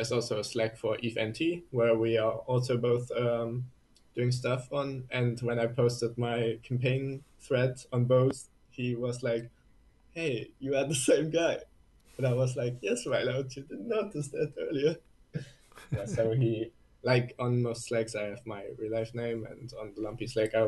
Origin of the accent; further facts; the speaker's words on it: Germany; English is a second language; I'm from Germany